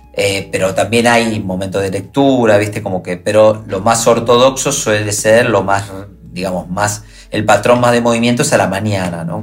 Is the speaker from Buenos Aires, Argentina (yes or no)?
no; Rosario, Santa Fe, Argentina; soy de Rosario